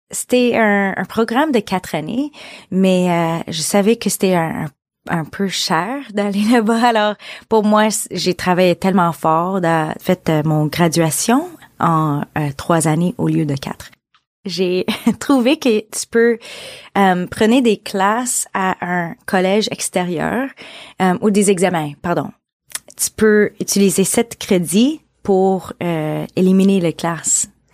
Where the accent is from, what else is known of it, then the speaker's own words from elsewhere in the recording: Beaconsfield, Quebec, Canada; j'ai grandi à, à Beaconsfield